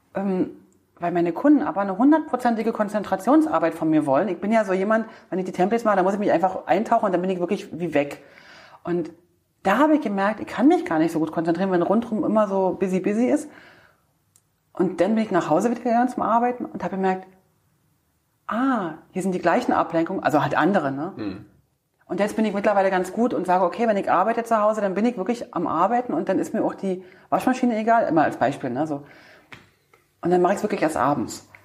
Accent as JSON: {"language": "German", "region": "East Germany", "country": "Germany", "tie": "born or raised there", "said": "wir Ossis, weil ich mich da sozusagen mit dir ähm, verbinde, weil ich ja auch ein Ostkind bin"}